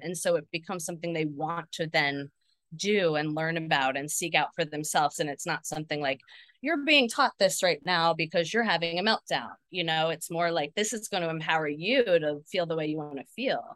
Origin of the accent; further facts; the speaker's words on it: New Jersey, United States; I grew up in New Jersey